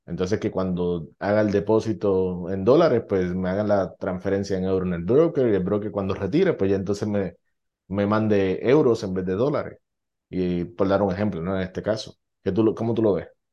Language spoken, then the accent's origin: Spanish; Puerto Rico; now in United States; yo sé de Puerto Rico